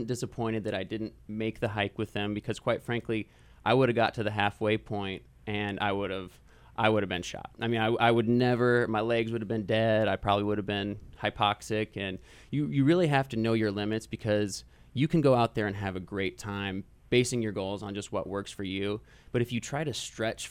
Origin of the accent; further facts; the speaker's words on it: Midwest, United States; also born or lived in Texas; growing up in the Midwest, you know, flat ground at sea level